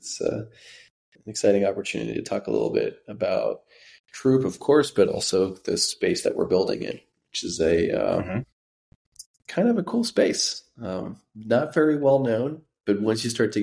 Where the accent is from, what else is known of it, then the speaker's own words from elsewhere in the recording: France; now in United States; We had the same thing growing up in France where internet took a few more years to show up on our end